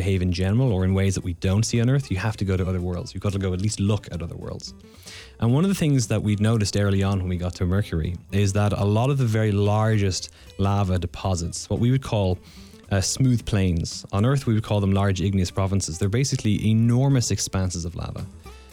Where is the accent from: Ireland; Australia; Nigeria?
Ireland; now in North Carolina, United States; I'm Irish, and in Ireland, we don't do geology in secondary school